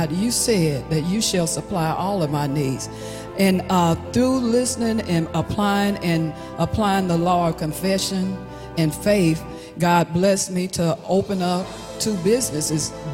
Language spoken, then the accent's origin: English; Hattiesburg, Mississippi, United States; I'm from Hattiesburg, Mississippi